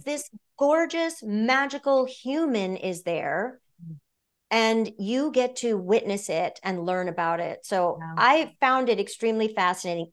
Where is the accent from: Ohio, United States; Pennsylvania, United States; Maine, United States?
Maine, United States; moved away as an adult; also born or lived in Orlando, Florida; now in Los Angeles, United States; being born and raised in Maine